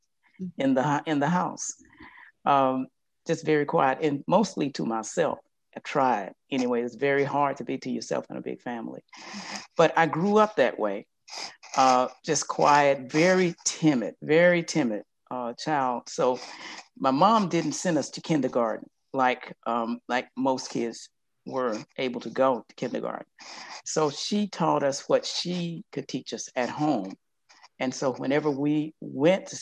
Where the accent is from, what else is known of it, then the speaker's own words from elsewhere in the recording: Yazoo City, Mississippi, United States; I'm from Yazoo City, Mississippi